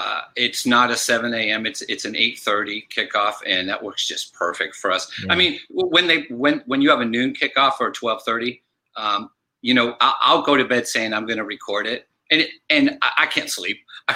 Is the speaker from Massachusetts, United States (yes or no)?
yes; Massachusetts, United States; And I'm from Massachusetts, and I'm on holiday back in Massachusetts.